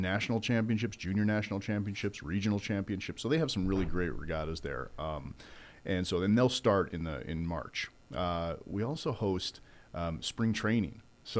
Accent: New York, United States; now in Oak Ridge, United States; being a longtime New Yorker

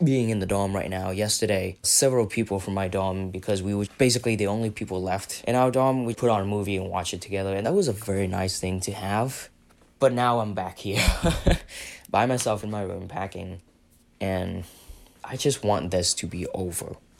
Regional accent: Vietnam; moved away as an adult; now in Philadelphia, United States; I'm from Vietnam

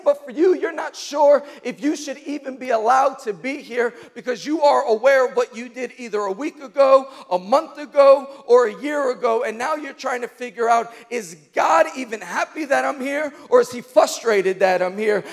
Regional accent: New York City, New York, United States; I grew up in Queens

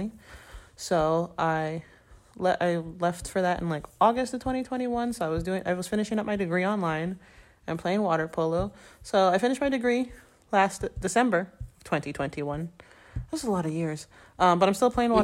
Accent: Florida, United States; moved away as an adult; also born or lived in Ireland; I'm from Florida

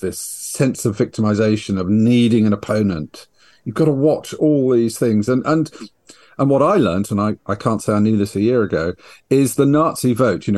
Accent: United Kingdom; I'm a British writer

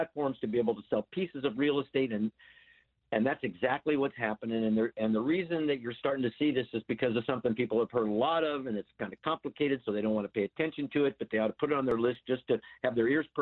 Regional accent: Hawaii, United States; I was born in Hawaii

